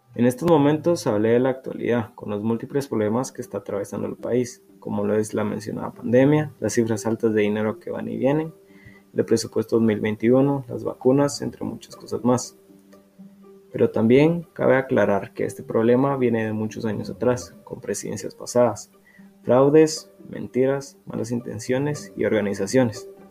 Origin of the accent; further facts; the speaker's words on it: Guatemala; Como guatemaltecos hemos protestado